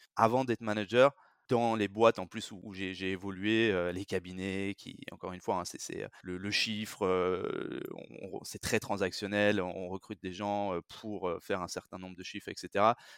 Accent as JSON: {"language": "French", "country": "France", "tie": "born or raised there", "said": "je suis français, j'ai grandi et, et vécu, travaillé surtout en France"}